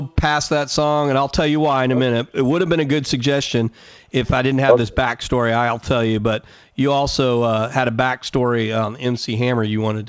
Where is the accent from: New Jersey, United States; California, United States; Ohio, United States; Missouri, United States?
California, United States; Whittier; now in Texas, United States; I was born in California